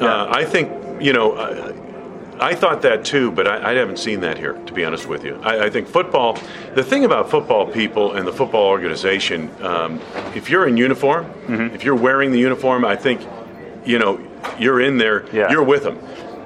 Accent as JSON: {"language": "English", "region": "Massachusetts", "country": "United States", "said": "We're both from Massachusetts, both used to vacation on Cape Cod, not together, but we have same background and all."}